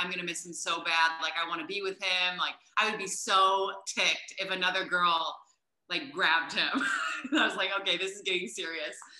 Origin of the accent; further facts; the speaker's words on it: Indiana, United States; moved away as an adult; also born or lived in New York City; we're from Indiana.